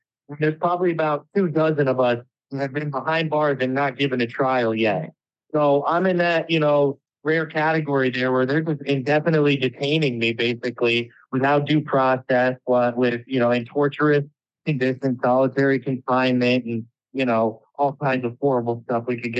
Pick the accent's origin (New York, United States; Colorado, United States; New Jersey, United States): New York, United States; I'm an entrepreneur from New York. I'm 28 years old now.